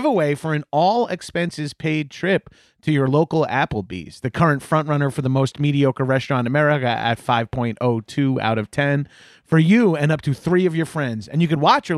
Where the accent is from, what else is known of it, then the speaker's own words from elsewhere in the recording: Long Island, New York, United States; I'm from Long Island, but I was raised Catholic, so I didn't get the full Long Island experience